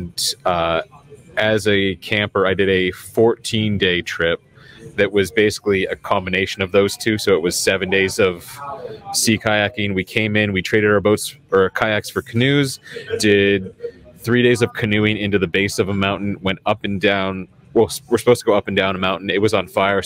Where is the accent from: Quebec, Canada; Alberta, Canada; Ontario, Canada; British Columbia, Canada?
British Columbia, Canada; Vancouver Island; I grew up on Vancouver Island